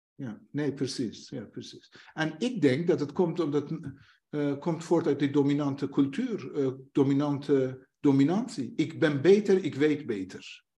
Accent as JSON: {"language": "Dutch", "region": "northern Iran", "country": "Iran", "second_language": "Dutch", "moved": "yes", "lives_now": "Netherlands", "said": "ik kom zelf uit het platteland. Een dorp heeft een ordus en een structuur. Je hebt een hoofdstam en je hebt vrouwelijke. Eh, ik kom uit Noord-Iran"}